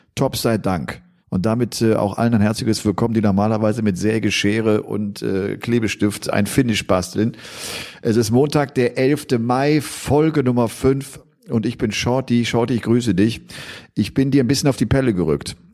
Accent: Bergisch Gladbach, North Rhine-Westphalia, Germany; ich komme ja aus der Gegend äh, Köln, bin ja in Bergisch Gladbach geboren. Das ist ein Heimspiel für mich

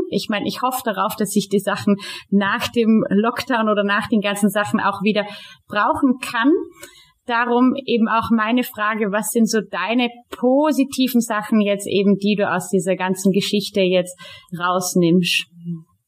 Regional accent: Austria; hier bei uns in Österreich

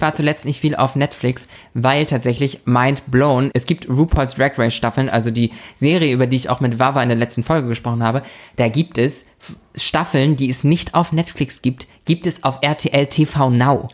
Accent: Lübeck, Schleswig-Holstein, Germany; moved away; bei uns in der Heimatstadt, wir, wir kommen ja aus der Stadt der sieben Türme

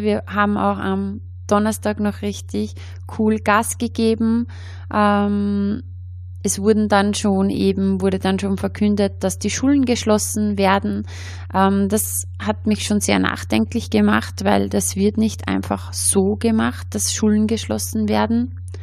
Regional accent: Austria; bei uns in Österreich

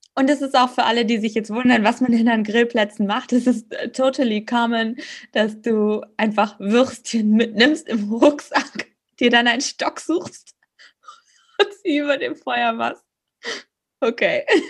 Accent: Germany; also born or lived in Finland; als Deutsche in Finnland

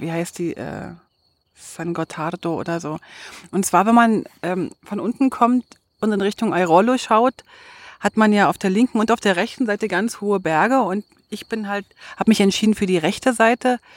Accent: Berlin, Germany; aus Berlin, als Berlinerin, als Hauptstadtkind

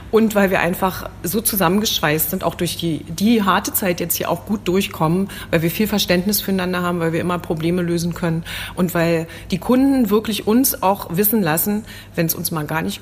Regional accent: Thuringia, Germany; Wir kommen aus Thüringen

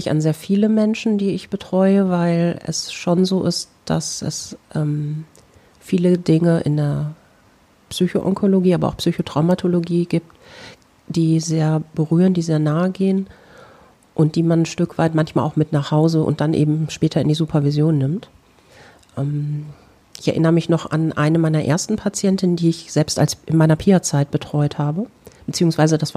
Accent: North Rhine-Westphalia, Germany; meine alte Heimat ist das Lipperland. Ich entstamme einer der drei ältesten lippischen Familien.

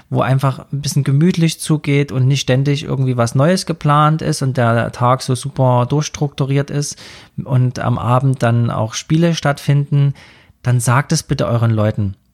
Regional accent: Saxony, Germany; Also gerade bei uns in Sachsen ist das mit diesem Holzsägen und Baumstammsägen so Tradition

